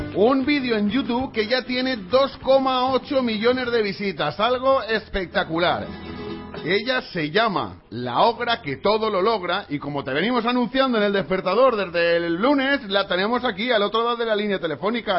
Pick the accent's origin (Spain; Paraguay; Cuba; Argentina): Spain; Valencia, Valencian Community; nosotros somos de aquí de Valencia